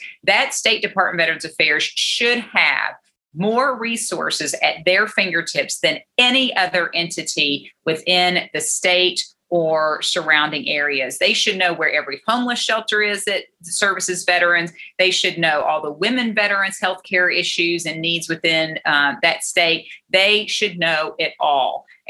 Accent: Maysville, Kentucky, United States; also born or lived in Augusta, Kentucky; I grew up with the Clooney family. I'm from Augusta in Maysville, Kentucky.

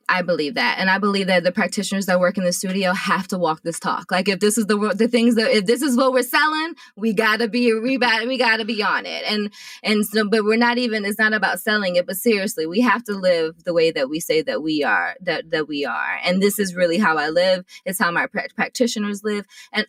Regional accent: Richmond, Virginia, United States; I'm from Richmond, but I have lived all over the world. My father was in the Army.

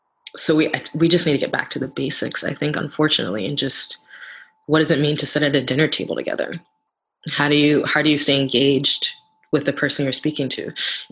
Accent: New York, United States; a lot of people tell me that I don't sound like I'm from New York, and I know what they're saying when they say that.

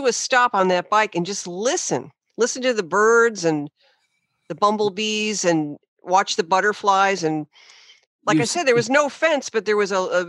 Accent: New Haven County, Connecticut, United States; as a little girl, when I was 8 or 9 years old, I grew up in New Haven County in Connecticut, which was a very urbanized area, a lot of manufacturing.

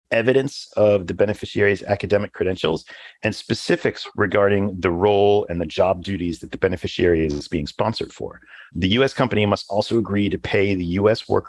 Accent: Canada; So, as a Canadian, my mind first jumps to the TN visa classification

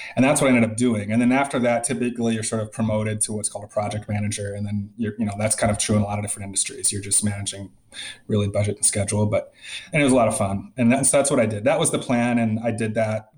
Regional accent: Middleton, Wisconsin, United States; moved away as an adult; also born or lived in San Diego, California; now in Chicago, United States; So I'm from Wisconsin and specifically Middleton, Wisconsin, which is a, a suburb. I guess it was small. It's grown quite a bit just west of Madison and great town to grow up in.

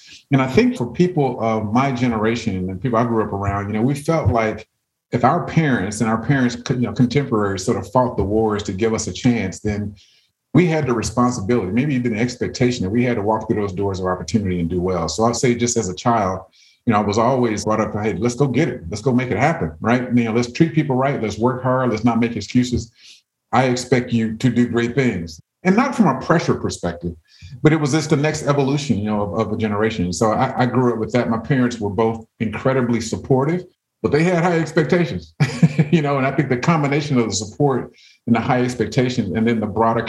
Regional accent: Deep South, United States; So I want you to imagine five boys growing up in the Deep South in the 60s, 70s, and 80s.

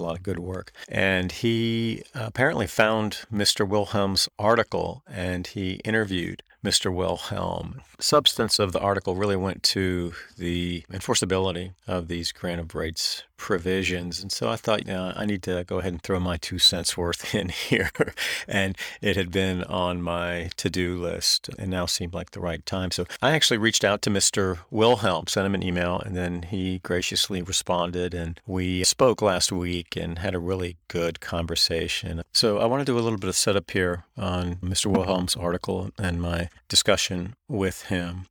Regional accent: North Carolina, United States; I grew up in North Carolina

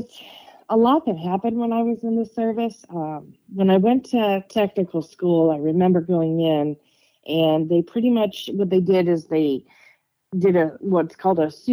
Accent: Michigan, United States; moved away as an adult; also born or lived in Dayton, Ohio; I was in Dayton, Ohio, and I'm from Michigan

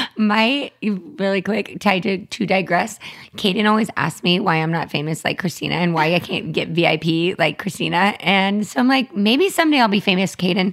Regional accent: Los Angeles, California, United States; I grew up in Hollywood with, like, some of these crazy childhood stars

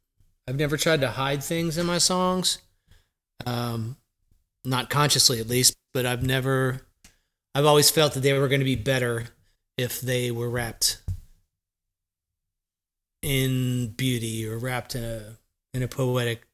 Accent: Jersey Shore, New Jersey, United States; now in Nashville, United States; I came from the Jersey Shore in probably the worst time to grow up on the Jersey Shore in the 80s

